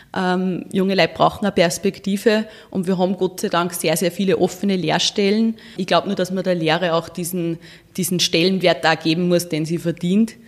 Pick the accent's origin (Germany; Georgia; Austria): Austria; Walding, Urfahr-Umgebung district, Upper Austria; bin auf einem Bauernhof groß geworden in Weiding im Bezirk mhm. Urf Umgebung